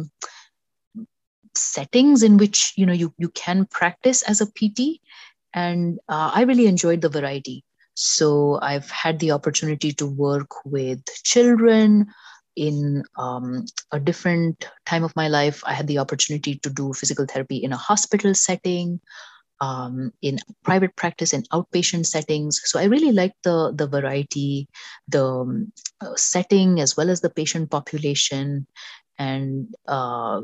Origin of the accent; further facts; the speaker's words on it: Mumbai, Maharashtra, India; moved away as an adult; now in New York, United States; I grew up in Mumbai